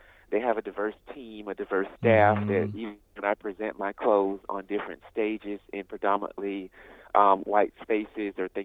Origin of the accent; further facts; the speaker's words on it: Birmingham, Alabama, United States; I come from Birmingham, Alabama